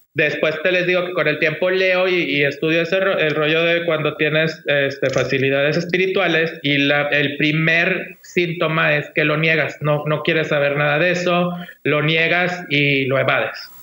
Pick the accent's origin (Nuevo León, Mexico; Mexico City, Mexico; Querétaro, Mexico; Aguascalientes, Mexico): Nuevo León, Mexico; Monterrey; yo soy de acá de Monterrey, Nuevo León, México